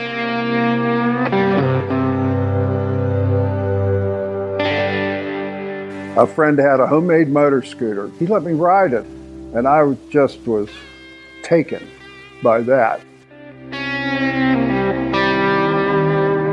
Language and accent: English; Tarentum, Pennsylvania, United States; I'm from Tarentum, Pennsylvania